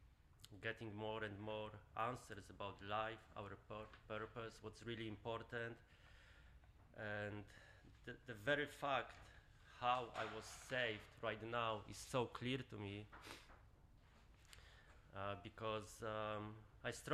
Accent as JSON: {"language": "English", "country": "Poland", "tie": "born or raised there", "moved": "yes", "said": "I grew up in Poland"}